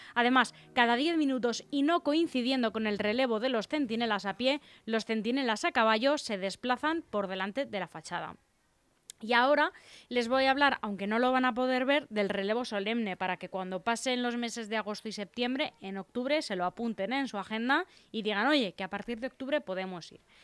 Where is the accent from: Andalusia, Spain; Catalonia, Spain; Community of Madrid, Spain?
Community of Madrid, Spain; Leganés; yo soy madrileña, bueno, yo soy pepinera